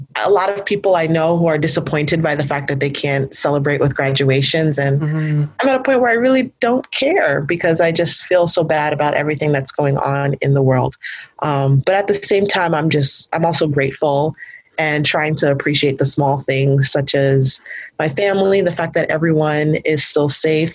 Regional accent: New York, United States; growing up in New York

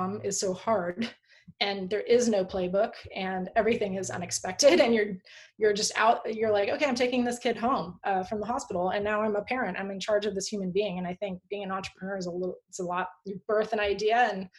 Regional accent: Palo Alto, California, United States; also born or lived in Tahoe; I grew up in Palo Alto in the 70s and 80s

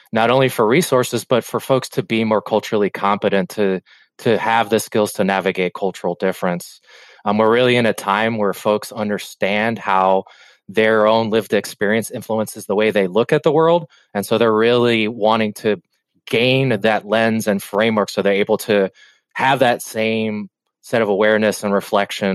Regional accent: Cuba; I come from Cuba

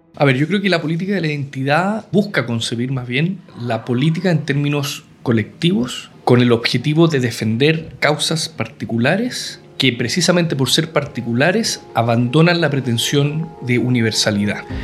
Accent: Chile; Yo soy chileno, tengo género masculino

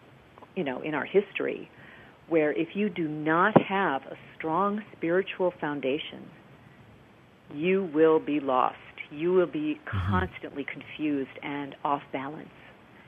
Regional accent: Midwest, United States; moved away as an adult; I came from the Midwest, came to Los Angeles to pursue a theatrical career

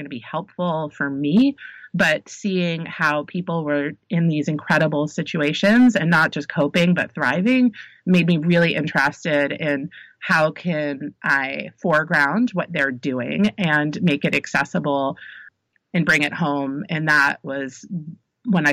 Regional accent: New Jersey, United States; I grew up in Jersey

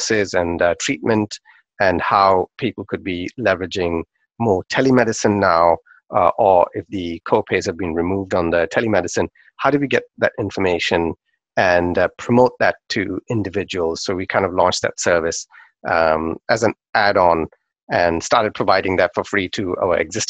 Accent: Pakistan; when I was growing up in Pakistan

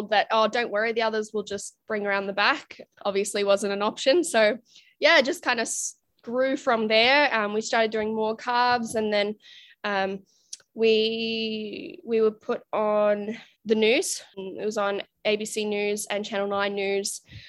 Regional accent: Canada; moved away as an adult; now in Australia; So I'm actually originally from Canada. You can't tell from my accent, but moved out to Australia when I was 19.

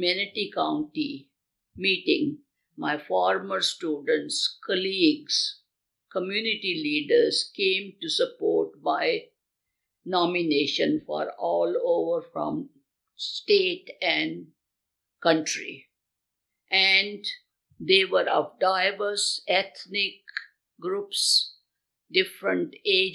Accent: India; moved away; my home country of India

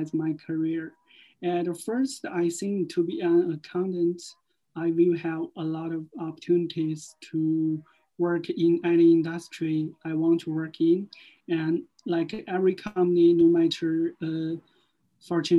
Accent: China; moved away as an adult; now in Cork, Ireland; I'm from China. I have been in Ireland for more than 4 years

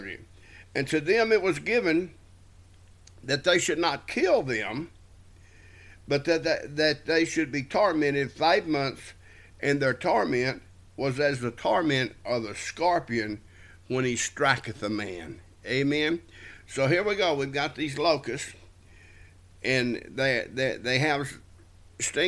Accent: South Texas, United States; wherever we were raised in South Texas, a lot of scorpions around

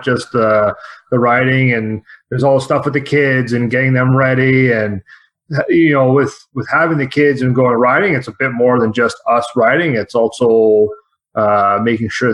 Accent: Toronto, Ontario, Canada; moved away as an adult; now in northern Ontario, Canada; we're originally from Toronto ourselves. And then we moved up here several years ago up north

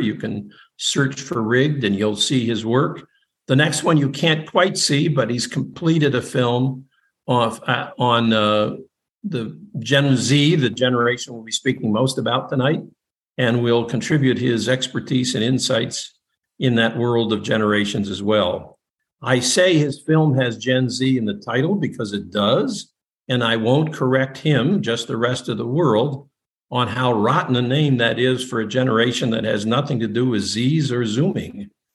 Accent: Huntington Woods, Michigan, United States; my hometown, the place I was raised in, Huntington Woods, Michigan

